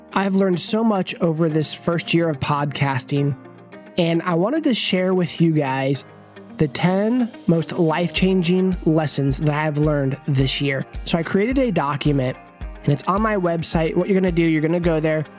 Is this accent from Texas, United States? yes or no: no; Kansas, United States; moved away as an adult; also born or lived in Tulsa, Oklahoma / Phoenix, Arizona; I grew up in Kansas